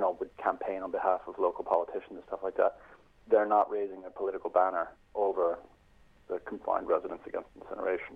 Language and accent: English; United States; also born or lived in Sandymount, Dublin, Ireland; now in Dublin, Ireland; I am an American living here in Sandy Mount.